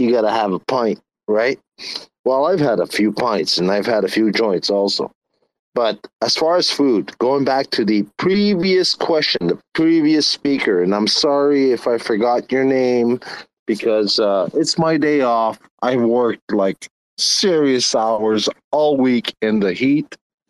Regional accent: Canada; I'm a Canadian cowboy.

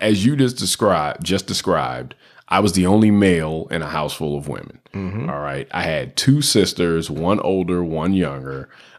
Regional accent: Washington, District of Columbia, United States; when I grew up in Southeast DC, what is a spaz?

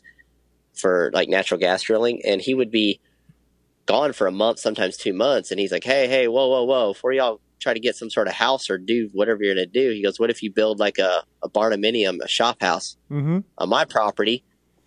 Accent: Plano, Texas, United States; also born or lived in Lancaster, Texas; I was born in Lancaster, which is just south of Dallas. And then I pretty much grew up around Plano area.

